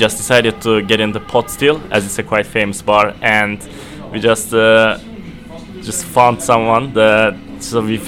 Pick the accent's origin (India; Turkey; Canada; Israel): Turkey; moved away as an adult; now in United Kingdom; I'm actually from Turkey